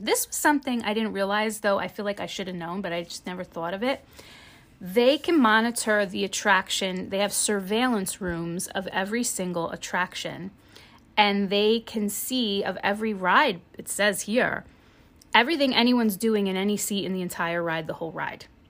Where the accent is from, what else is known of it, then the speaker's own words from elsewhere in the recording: New Jersey, United States; I'm from New Jersey.